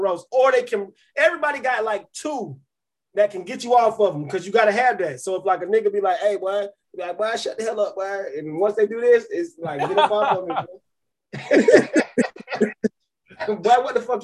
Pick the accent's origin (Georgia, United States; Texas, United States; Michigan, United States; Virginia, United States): Georgia, United States; Cobb County; I'm from Cobb County